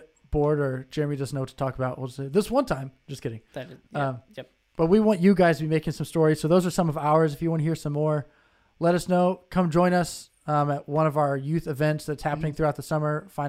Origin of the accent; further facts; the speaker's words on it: Indianapolis, Indiana, United States; moved away; also born or lived in Michigan; I was from Indianapolis.